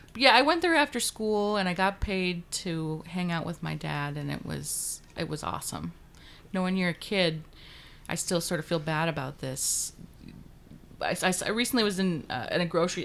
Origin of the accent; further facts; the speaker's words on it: Juneau, Alaska, United States; moved away; I grew up in Alaska's capital in Juneau